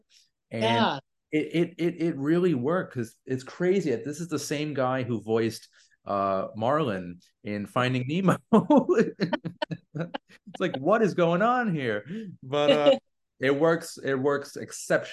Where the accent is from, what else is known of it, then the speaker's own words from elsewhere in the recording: New York City, New York, United States; I was born and raised in Queens